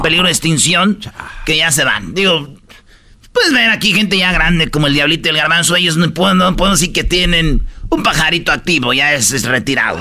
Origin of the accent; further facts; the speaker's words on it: Jiquilpan, Michoacán, Mexico; Y yo soy de Jiquilpan, Michoacán